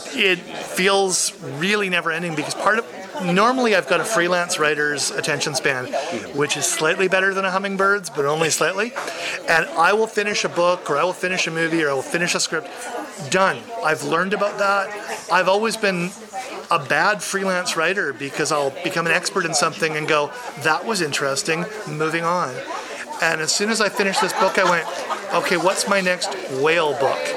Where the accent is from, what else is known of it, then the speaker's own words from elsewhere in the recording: Vancouver, British Columbia, Canada; in my hometown